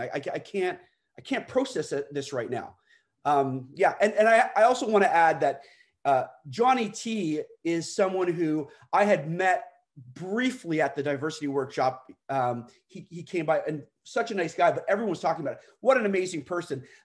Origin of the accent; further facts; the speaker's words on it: Canada; I'm Canadian